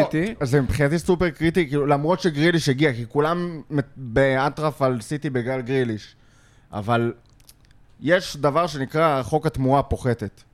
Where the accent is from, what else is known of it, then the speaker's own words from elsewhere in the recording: Lod, Central District, Israel; גדלתי בלוד